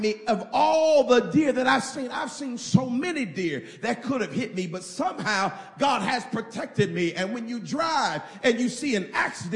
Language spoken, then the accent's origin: English; Indiana, United States; I'm from Indiana